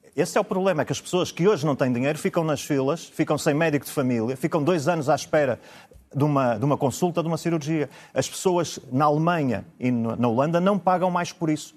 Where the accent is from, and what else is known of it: Braga, Norte, Portugal